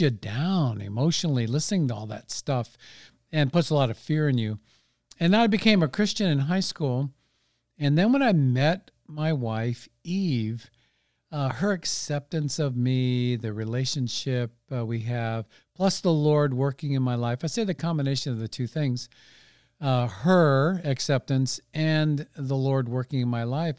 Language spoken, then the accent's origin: English; Redwood City, California, United States; moved away as an adult; also born or lived in Dallas, Texas; now in Santa Rosa, United States; I grew up in Redwood City, which is about twenty-five minutes, twenty minutes or so south